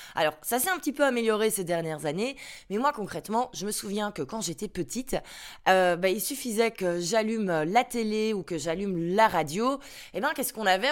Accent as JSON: {"language": "French", "town": "Brussels", "region": "Brussels-Capital Region", "country": "Belgium", "tie": "born or raised there", "first_language": "French", "said": "je suis bien belge, j'habite à Bruxelles, je suis un pur produit de Belgique. Mon papa est, euh, flamand, sa langue maternelle, c'est donc le néerlandais. Euh, ma maman, elle est, euh, wallonne, sa langue maternelle, c'est donc le français. Et moi, je suis née à Bruxelles"}